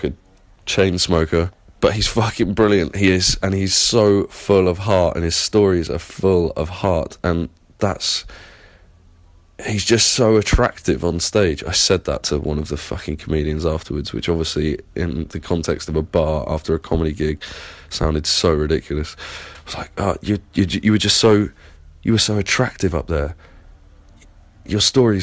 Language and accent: English; Plymouth, South West England, United Kingdom; accent: English; now in London, United Kingdom; Plymouth, and I live in London